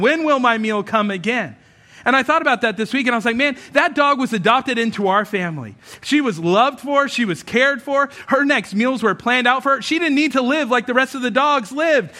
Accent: United States; we think of ourselves as Americans

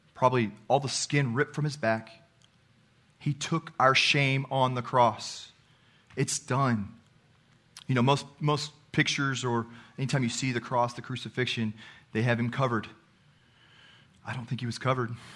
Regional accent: Texas, United States; I'm from Texas

